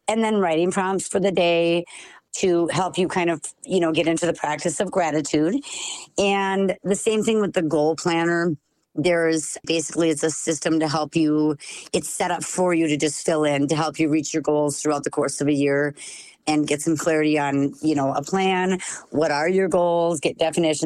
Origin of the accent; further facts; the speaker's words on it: Sauk Centre, Minnesota, United States; I am from Sauk Center, Minnesota